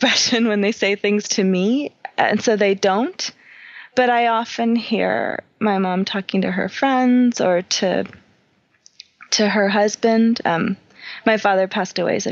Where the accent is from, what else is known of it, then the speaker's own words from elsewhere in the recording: New York, United States; I grew up in New York